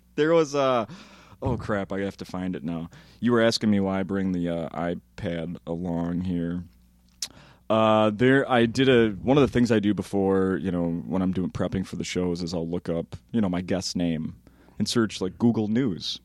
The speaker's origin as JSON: {"language": "English", "town": "Saint Paul", "region": "Minnesota", "country": "United States", "tie": "born or raised there", "said": "I grew up in Saint Paul"}